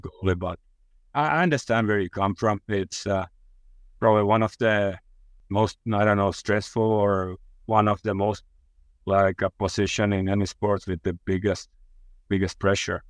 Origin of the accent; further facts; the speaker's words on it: Finland; I'm from Finland